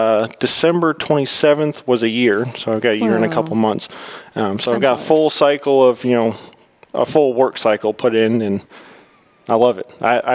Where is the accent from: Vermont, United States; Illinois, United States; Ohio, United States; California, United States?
Vermont, United States; moved away as an adult; also born or lived in North Carolina; now in Tennessee, United States; I was born and raised in Vermont.